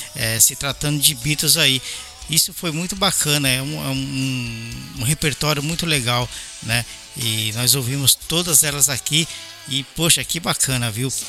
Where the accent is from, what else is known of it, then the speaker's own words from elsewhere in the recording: São Paulo, Brazil; also born or lived in Belo Horizonte; now in Japan; eu sou paulista, nascido em São Paulo, mas eu morei quase 10 anos em BH antes de voltar para o Japão